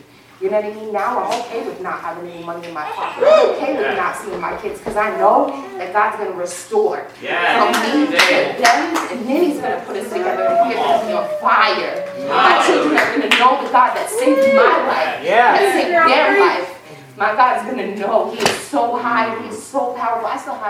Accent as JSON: {"language": "English", "town": "Cocoa", "region": "Florida", "country": "United States", "tie": "born or raised there", "said": "Like, I was raised in Cocoa, Florida. I'm from dope boy dreams and cocaine fantasies, baby."}